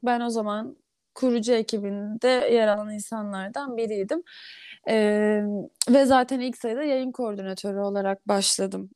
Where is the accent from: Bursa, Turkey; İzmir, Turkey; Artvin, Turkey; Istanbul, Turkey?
Istanbul, Turkey; Doğma büyüme İstanbulluyum